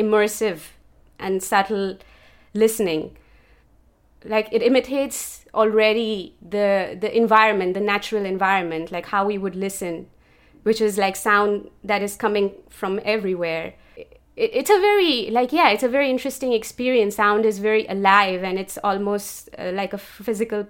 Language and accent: English; Karachi, Sindh, Pakistan; moved away as an adult; also born or lived in Copenhagen, Denmark; now in Budapest, Hungary; I am originally from Pakistan, from the city of Karachi, and I moved to Europe in 2017